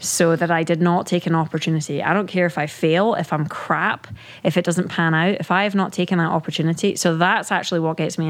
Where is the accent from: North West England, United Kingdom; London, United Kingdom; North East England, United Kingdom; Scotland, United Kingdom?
Scotland, United Kingdom; moved away; growing up in the UK, right? Being British